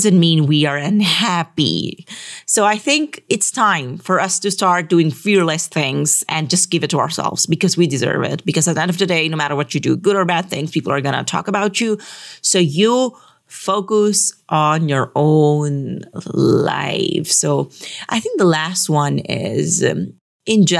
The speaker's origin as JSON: {"language": "English", "region": "Metro Manila", "country": "Philippines", "said": "we are from Metro Manila"}